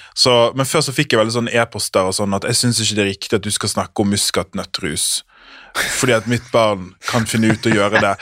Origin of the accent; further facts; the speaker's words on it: Sotra, Vestland, Norway; jeg er fra Sota